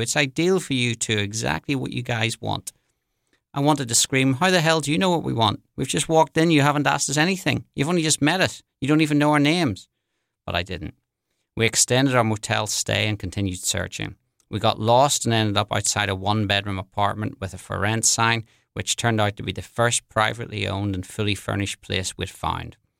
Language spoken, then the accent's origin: English; Belfast, Northern Ireland, United Kingdom; moved away as an adult; also born or lived in London; now in New Orleans, United States; I'm originally from Belfast in Northern Ireland. I grew up there in the seventies and the eighties